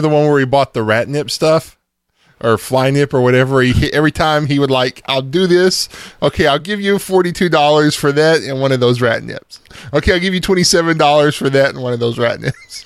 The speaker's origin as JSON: {"language": "English", "country": "United States"}